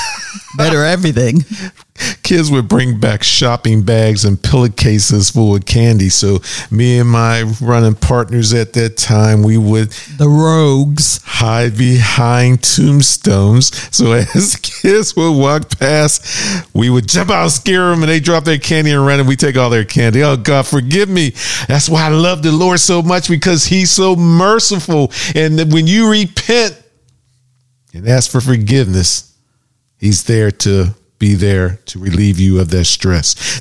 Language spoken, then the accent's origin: English; Pittsburgh, Pennsylvania, United States